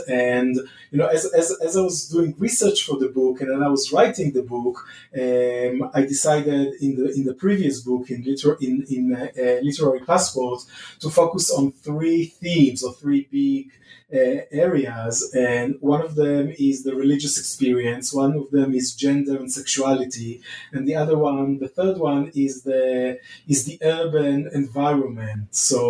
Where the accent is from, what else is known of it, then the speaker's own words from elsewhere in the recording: Israel; moved away as an adult; also born or lived in Berkeley, California; now in Michigan, United States; I'm from Israel, and I studied at the Hebrew University for my BA and MA.